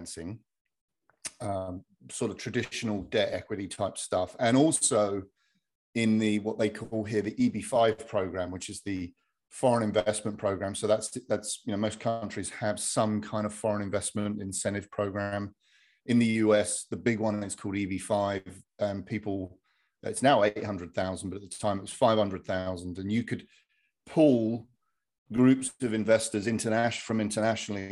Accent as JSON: {"language": "English", "area": "Hertfordshire", "region": "East of England", "country": "United Kingdom", "moved": "as an adult", "lives_now": "United States", "said": "I'm from Hertfordshire in the UK, and married an American gal"}